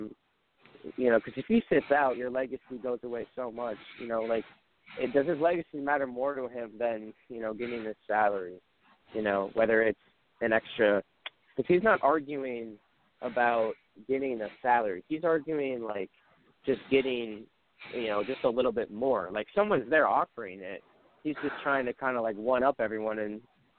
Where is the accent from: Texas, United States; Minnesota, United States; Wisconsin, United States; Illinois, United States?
Minnesota, United States; I'm from Minnesota, so I go to a decent amount of Twins games